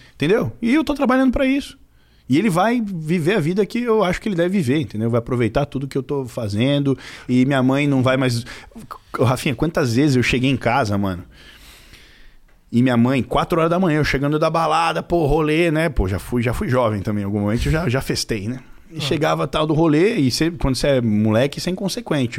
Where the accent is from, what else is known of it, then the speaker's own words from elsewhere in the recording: Carapicuíba, São Paulo, Brazil; also born or lived in Cotia; eu nasci em Carapicuíba, depois Cotia, e agora eu moro na Granja Viana, que pertence a Carapicuíba ainda